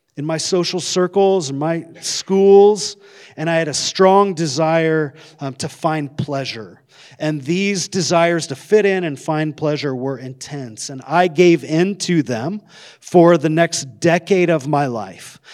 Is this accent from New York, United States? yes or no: no; Coeur d'Alene, Idaho, United States; I grew up in Coeur d'Alene.